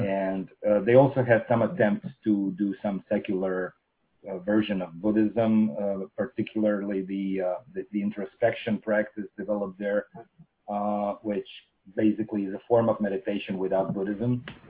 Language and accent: English; Russia